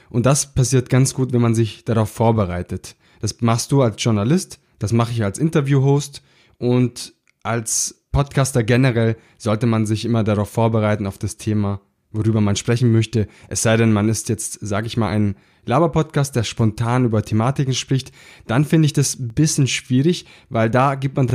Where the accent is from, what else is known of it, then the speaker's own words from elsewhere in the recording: Baden-Württemberg, Germany; So sagt man das bei uns im Schwabenland.